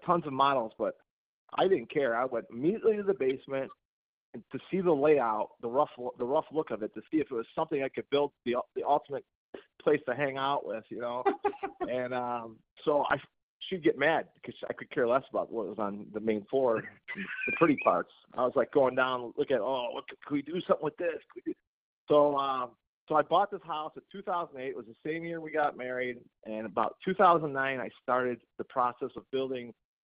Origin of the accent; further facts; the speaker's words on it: McHenry, Illinois, United States; I was born and raised in McHenry, Illinois